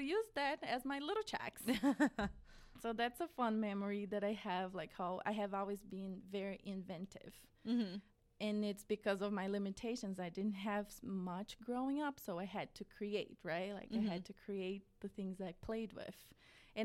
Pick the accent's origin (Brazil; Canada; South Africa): Brazil; Midwest of Brazil, Central-West; English is a second language; moved away as an adult; now in United States; I was born in Brazil in 1990. I'm 30 years old now, and I lived with my family in a very small town in the middle of Brazil, like the Midwest of Brazil.